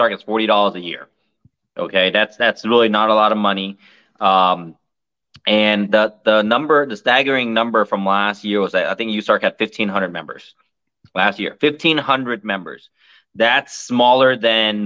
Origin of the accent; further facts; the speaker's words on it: United States; As an American